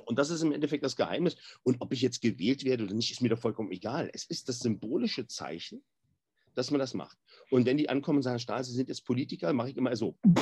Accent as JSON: {"language": "German", "region": "Berlin", "country": "Germany", "tie": "born or raised there", "said": "ich komme aus Berlin-Neukölln. Und Berlin-Neukölln ist so ziemlich alles andere als die Schweiz"}